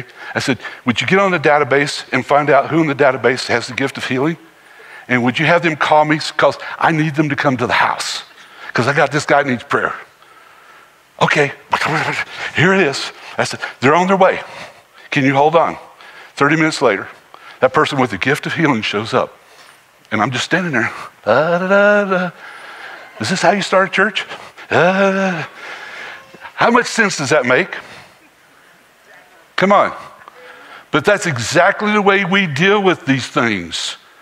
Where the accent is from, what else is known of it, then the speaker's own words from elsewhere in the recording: Harrisburg, North Carolina, United States; Growing up in Harrisburg, North Carolina, out in the country